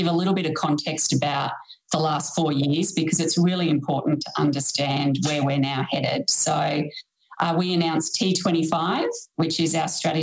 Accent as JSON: {"language": "English", "town": "Holbrook", "region": "New South Wales", "country": "Australia", "tie": "born or raised there", "said": "I grew up just near Wagga in the little town of Holbrook"}